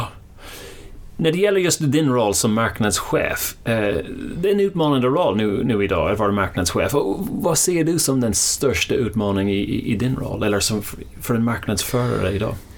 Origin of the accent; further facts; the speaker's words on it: Ireland; now in Sweden; det är där jag kommer ifrån